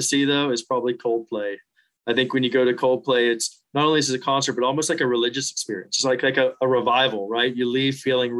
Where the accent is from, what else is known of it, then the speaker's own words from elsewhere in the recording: West Virginia, United States; You know, I grew up in West Virginia. I've moved all over the world, but my heart is still, believe it or not, still back in those mountains.